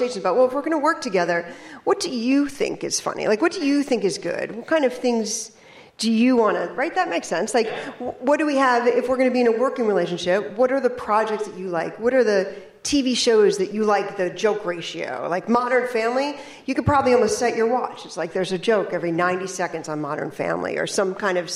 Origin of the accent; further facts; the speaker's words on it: New York City, New York, United States; I grew up in and around New York City